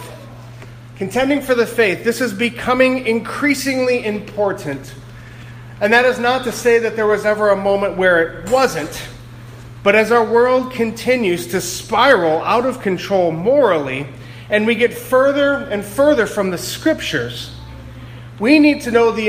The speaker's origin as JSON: {"language": "English", "region": "Ohio", "country": "United States", "also_born_or_lived": "New England", "moved": "as an adult", "lives_now": "Greenfield, Massachusetts, United States", "said": "I'm from Ohio originally. When I first moved to New England 6.5 or so years ago"}